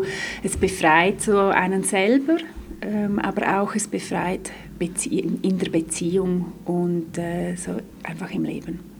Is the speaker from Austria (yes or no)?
no; Graubünden, Switzerland; now in Zurich, Switzerland; ich komme ursprünglich aus Graubünden, lebe aber schon länger in Zürich